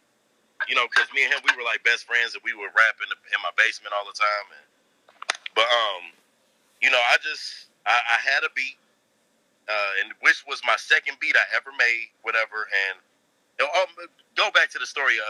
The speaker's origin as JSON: {"language": "English", "town": "Inkster", "region": "Michigan", "country": "United States", "tie": "born or raised there", "said": "I grew up in Inkster, man. Born and raised"}